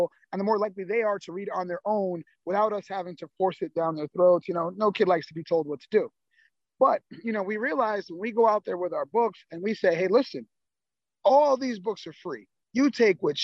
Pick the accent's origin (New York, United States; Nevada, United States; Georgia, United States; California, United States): New York, United States; Albany; I'm born and raised in Albany.